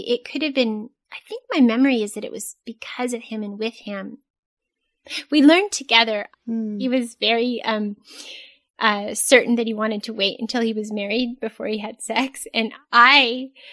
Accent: Southern California, United States; I'm from Southern California

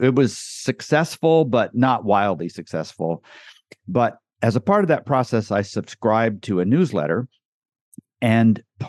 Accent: Guatemala; moved away as an adult; also born or lived in Costa Rica; now in United States; That's how I grew up in Guatemala. So lived in Costa Rica for a year while they learned Spanish, very poorly learned it. And then we lived in Guatemala for 13 years.

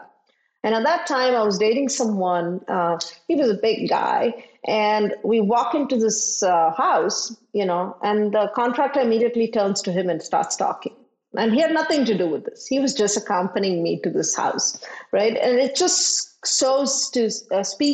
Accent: India; moved away; I grew up in India where, as a woman, there were certain things I didn't do and I couldn't

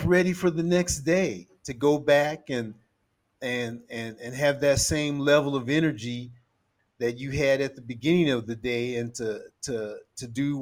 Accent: United States; moved away; I'm originally from the United States

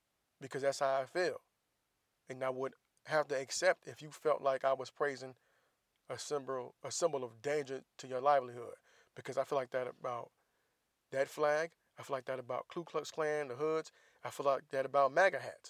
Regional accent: the South, United States; I grew up in the South

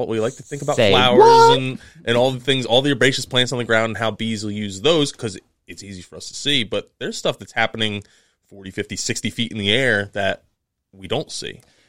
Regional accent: New Jersey, United States; also born or lived in Ithaca; Growing up in New Jersey

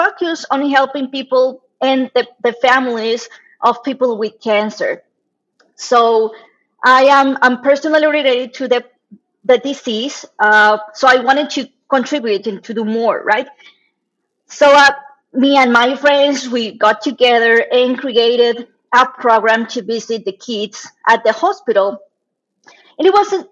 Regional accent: Mexico; born or raised there; moved away as an adult; also born or lived in China; now in Monterrey, Mexico

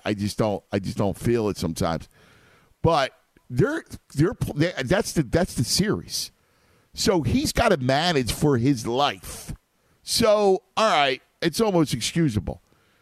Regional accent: Philadelphia, Pennsylvania, United States; And for those people who don't know, I'm from Philly, I channel my inner 12-year-old sometimes with the sports team because I'm still a sports head

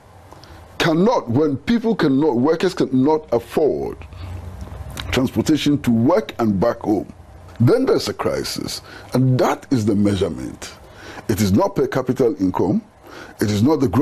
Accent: Ghana; I come from Ghana

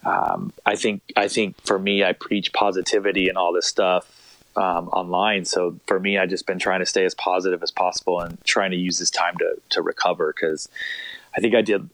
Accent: Long Beach, California, United States; also born or lived in La Jolla, California; I grew up in Long Beach, California

